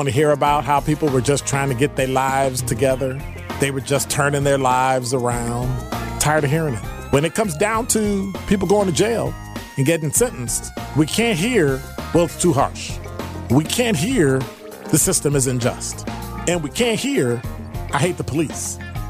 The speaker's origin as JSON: {"language": "English", "town": "Milwaukee", "region": "Wisconsin", "country": "United States", "tie": "born or raised there", "said": "I was a police officer in the city of Milwaukee, my hometown."}